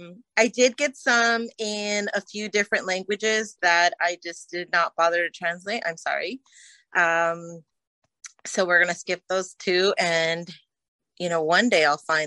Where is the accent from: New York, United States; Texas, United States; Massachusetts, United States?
Texas, United States; …, I'm from Middle South Texas, so